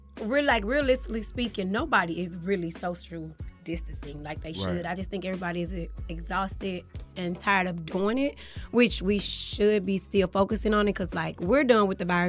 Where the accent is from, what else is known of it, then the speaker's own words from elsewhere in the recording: St. Louis, Missouri, United States; now in Atlanta, United States; I'm from St. Louis, Missouri.